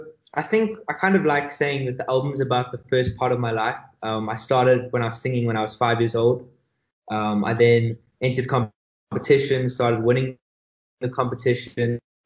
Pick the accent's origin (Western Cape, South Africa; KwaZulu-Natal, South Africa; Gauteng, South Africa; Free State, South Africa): Gauteng, South Africa; Johannesburg; From Joburg.